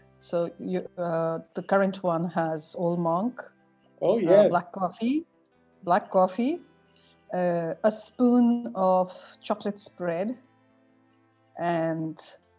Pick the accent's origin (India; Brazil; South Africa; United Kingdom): India; Northeast India; different parts of India, but my childhood was in the Northeast. My mom's Nepali.